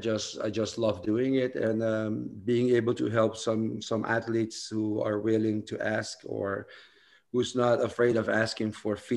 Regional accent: Aruba; moved away as an adult; now in Netherlands; I'm originally from Aruba. I've been living now in the Netherlands for about 12 years.

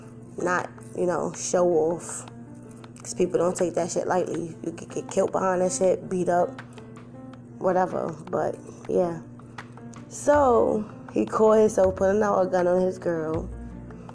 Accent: New York City, New York, United States; moved away; I'm originally from New York, Brooklyn to be exact. Some of the projects

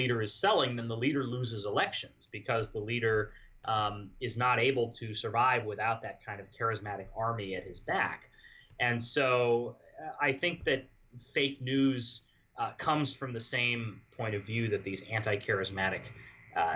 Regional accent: northern Arizona, United States; moved away as an adult; also born or lived in Los Angeles / Maryland / Indiana; I was born in Los Angeles, grew up in northern Arizona

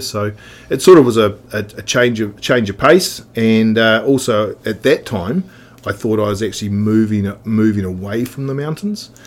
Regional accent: Oamaru, Otago, New Zealand; now in Wanaka, New Zealand; I was born in Oamaru. Um, so that's effectively 45th parallel, straight directly to the coastline. And um, so you yeah, grew up there

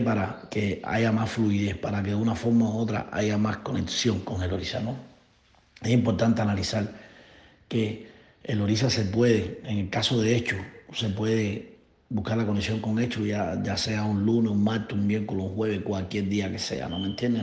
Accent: Cuba; now in Florida, United States; Radico aquí en Florida, Estados Unidos. Soy cubano

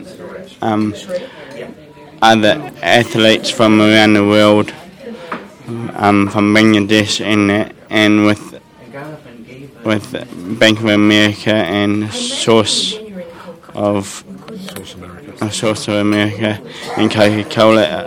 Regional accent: New Zealand; from New Zealand.

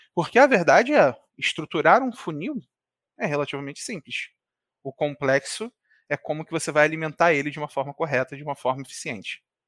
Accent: Rio de Janeiro, Brazil; Eu sou aqui do Rio de Janeiro

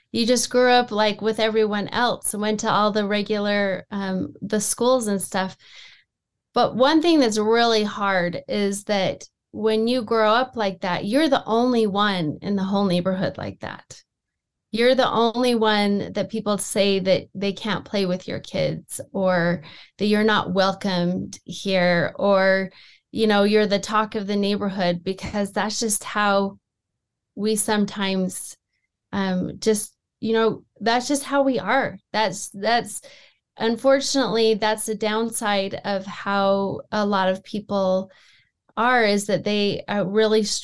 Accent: Sandy, Utah, United States; We grew up in the Salt Lake Valley. Um, I mm-hmm. actually grew up on the East Bench in Sandy, Utah.

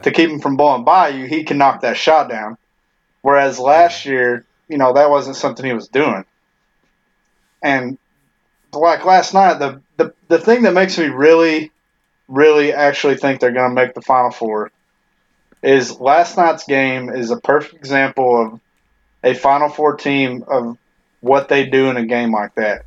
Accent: Tennessee, United States; moved away; when I was growing up in Tennessee

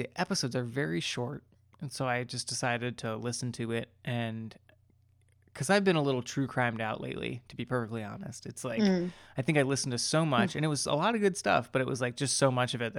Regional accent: Hyattsville, Maryland, United States; So my station for like a year of this was at this one intersection in the town that I grew up in. Should I say the town? I feel like I could say it. It doesn't matter.

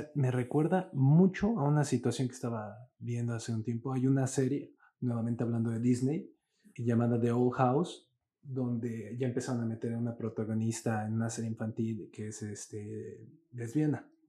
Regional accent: Mexico; todos los que vivimos en este pedazo de tierra en que llamamos México somos así

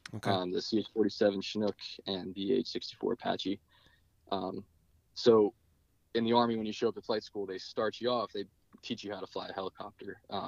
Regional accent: Ireland; It was St. Patrick's Day the first time I flew, and I knew it was a good day for me. As an Irish man.

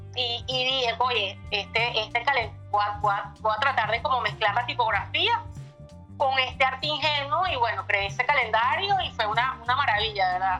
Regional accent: Caracas, Capital District, Venezuela; moved away as an adult; also born or lived in Miami; now in United States; Sí, soy de Caracas, vivo en Caracas

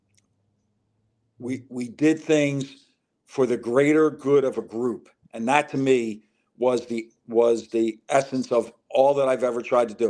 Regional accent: Philadelphia, Pennsylvania, United States; also born or lived in Lansdowne, Delaware County, Pennsylvania; I moved from Southwest Philadelphia to Delaware County

